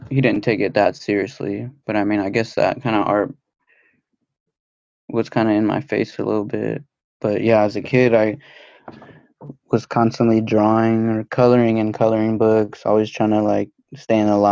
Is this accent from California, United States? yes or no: yes; outskirts of Los Angeles, California, United States; I grew up in kind of the outskirts